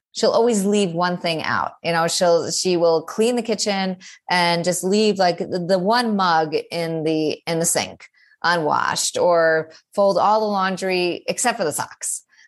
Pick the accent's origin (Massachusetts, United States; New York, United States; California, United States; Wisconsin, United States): New York, United States; New York City; I'm clearly a New Yorker